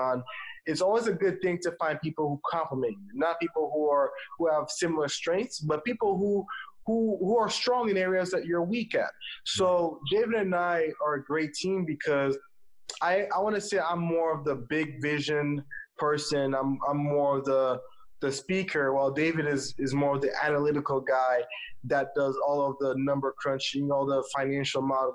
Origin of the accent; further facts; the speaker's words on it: Haiti; moved away as an adult; also born or lived in Atlanta, Georgia, United States; I was born and raised in Haiti, small country in the Caribbean. And after spending my first 18 years there, I moved to Atlanta, Georgia